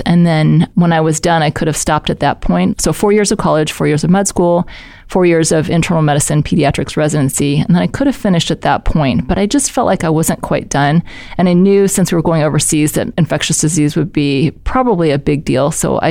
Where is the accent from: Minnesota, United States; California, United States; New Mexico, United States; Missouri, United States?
Missouri, United States; St. Louis; Well, I grew up in St. Louis and I went to Parkway South because people always want to know that when we grew up in St. Louis.